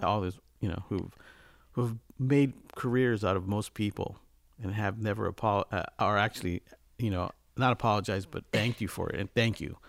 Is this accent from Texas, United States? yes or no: no; Los Angeles, California, United States; also born or lived in Montebello, California; I'm one of the few born and raised in Los Angeles.